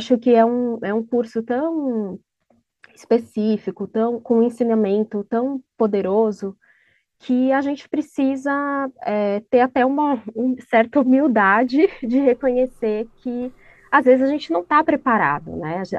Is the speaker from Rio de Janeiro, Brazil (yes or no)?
no; São Paulo, Brazil; Eu estou falando de São Paulo, mais especificamente aqui da região próxima à Avenida Paulista.